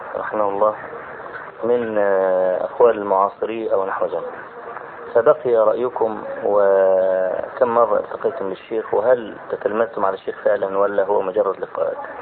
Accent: Egypt; عندنا في مصر

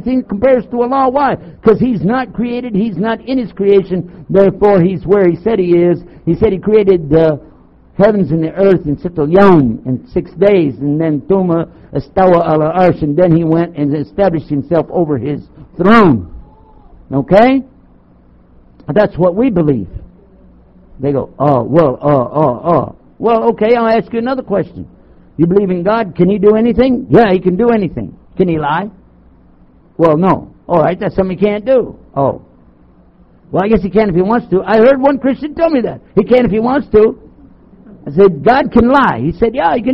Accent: Texas, United States; I'm from Texas

